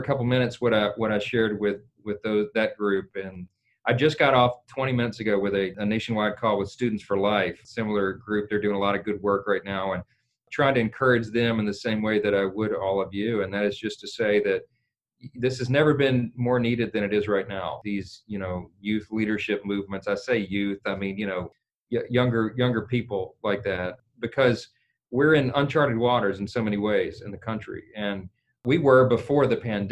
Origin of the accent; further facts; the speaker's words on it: northern Louisiana, United States; I'm from Louisiana. I'm from the north part of the state, but we're a coastal state